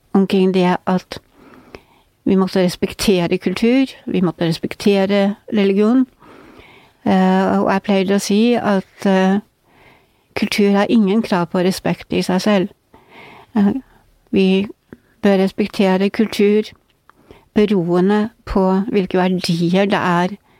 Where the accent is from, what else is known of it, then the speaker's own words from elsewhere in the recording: Northern Norway, Norway; now in Oslo, Norway; som nordlending